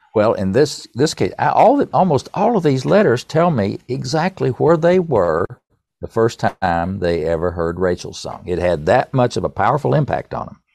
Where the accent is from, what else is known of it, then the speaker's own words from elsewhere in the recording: East Tennessee, United States; accent: East Tennessee; my East Tennessee accent